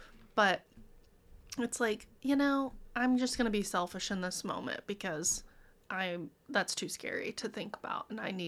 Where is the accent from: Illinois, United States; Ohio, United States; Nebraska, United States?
Illinois, United States; Monmouth; So I'm from Monmouth, which is like Monmouth. 2 hours away, but it's pretty close to Sterling, and every time we go back to see family, we'd go to Sterling.